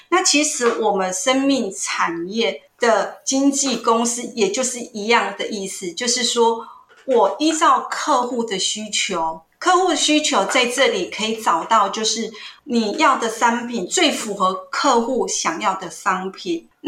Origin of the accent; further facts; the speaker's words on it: Hsinchu, Taiwan; 我来自新竹。